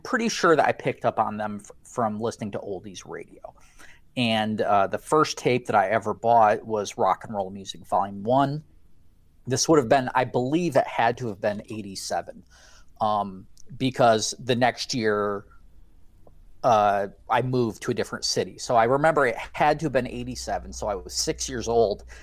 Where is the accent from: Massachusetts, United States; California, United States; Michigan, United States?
Michigan, United States; I grew up in Michigan